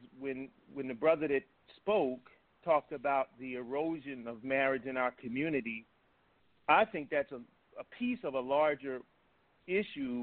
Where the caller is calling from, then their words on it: Bowie, Maryland, United States; I'm calling from Bowie, Maryland, right outside of Washington